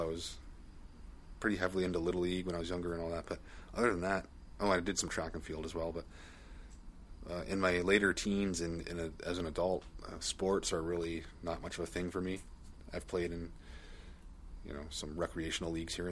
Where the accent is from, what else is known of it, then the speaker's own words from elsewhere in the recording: Canada; I'm Canadian